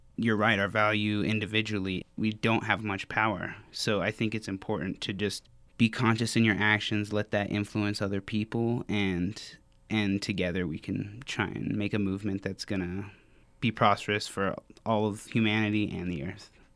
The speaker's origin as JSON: {"language": "English", "town": "Farmington", "region": "New Mexico", "country": "United States", "moved": "as an adult", "lives_now": "Albuquerque, United States", "said": "I'm from Farmington, New Mexico. I moved here for school"}